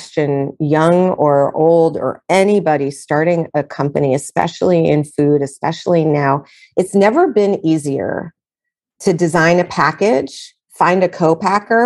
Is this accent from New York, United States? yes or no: yes; New York City, New York, United States; I'm a New Yorker